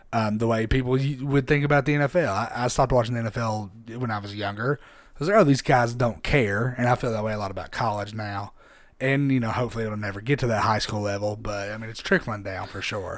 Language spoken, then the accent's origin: English; Harriman, Tennessee, United States; I'm from Harriman. I'm from a small town.